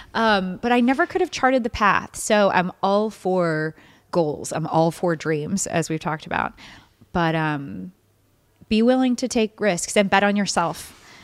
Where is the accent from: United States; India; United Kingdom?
United States; Baton Rouge, Louisiana; moved away; I'm born and raised in Baton Rouge